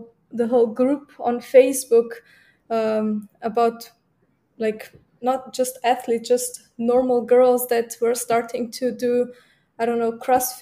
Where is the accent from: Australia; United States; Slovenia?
Slovenia; also born or lived in Munich, Germany; I'm coming from Slovenia